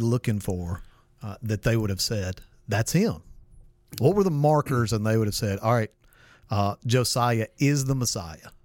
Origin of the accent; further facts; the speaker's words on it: Mississippi, United States; I'm from Mississippi